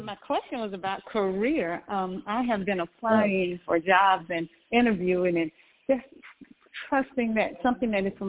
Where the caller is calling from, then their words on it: Georgia, United States; I'm calling from Georgia.